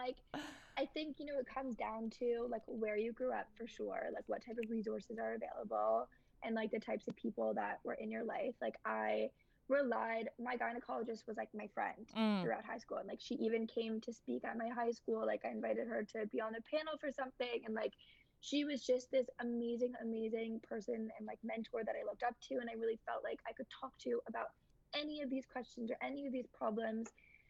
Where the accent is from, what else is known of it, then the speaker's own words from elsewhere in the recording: New York, United States; But I think, like, because I grew up in New York, especially, hookup culture between high school and college, like, I didn't see that many differences.